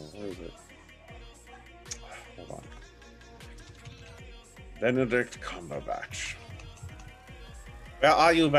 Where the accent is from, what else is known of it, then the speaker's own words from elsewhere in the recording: Canada; we're Canadian